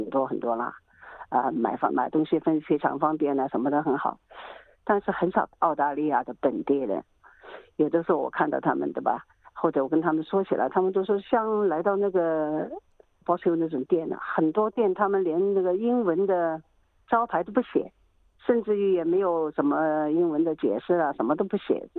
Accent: Shanghai, China; 嘿，我说我是上海人呢。他们不知道，一开始你不知道我上海人，我说我是上海人呢，怎么信不过了，对不对？

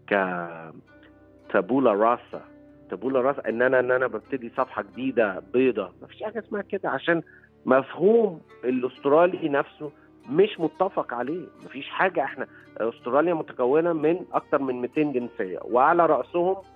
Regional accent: Egypt; لكن في الاخر هويتي انا مصري وافتخر يعني

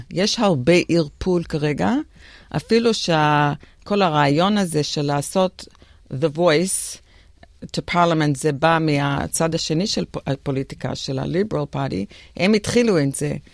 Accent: Israel; moved away as an adult; now in Australia; טוב, אני uh, נולדתי באוסטרליה, גרתי בארץ בגיל, עליתי בגיל חמש ב-63, ועוד פעם בגיל 11, ב-69, נשארתי 14 שנה.

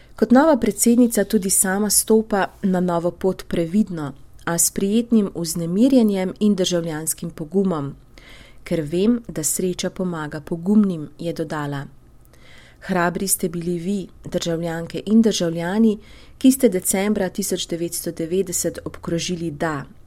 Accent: Slovenia; smo Slovenci

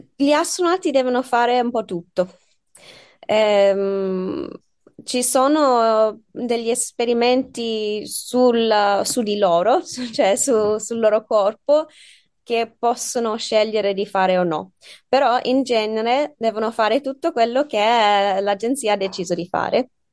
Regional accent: Australia; Italian is a second language; moved away as an adult; also born or lived in United Kingdom; now in Bologna, Italy; sono australiana, sì, sono anche inglese, però sono cresciuta lì

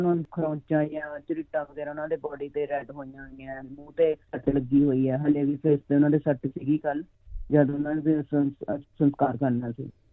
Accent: Mohali, Punjab, India; moved away as an adult; now in Sydney, Australia; ਅਸੀਂ ਪੰਜਾਬ ਚ ਮੋਹਾਲੀ ਦੇ ਰਹਿਣ ਵਾਲੇ ਆ

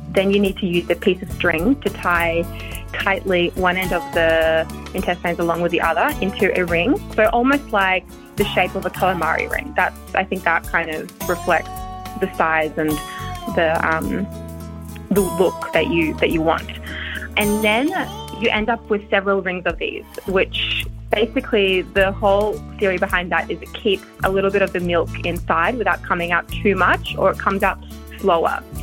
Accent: Sydney, New South Wales, Australia; I grew up in Sydney

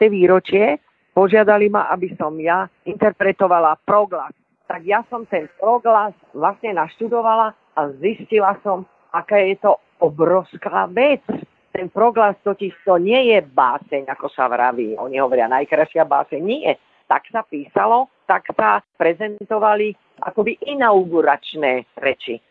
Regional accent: Slovakia; also born or lived in Sofia, Bulgaria; hoci som sa narodila, ako vy hovoríte, v bulharskej Sofii. Mala som len ani neporiadne rok, keď som síce prišla sem, ale vlastné mi je toto

